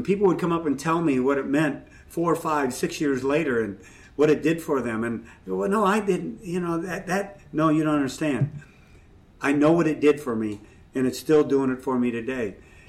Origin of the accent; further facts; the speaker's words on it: Ireland; I'm Irish and I'm full of, you know what, so it helps.